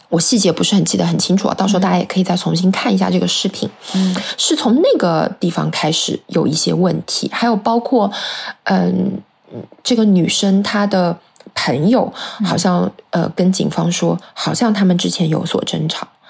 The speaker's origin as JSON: {"language": "Chinese", "country": "China", "said": "而我们中国人是劝和不劝分的"}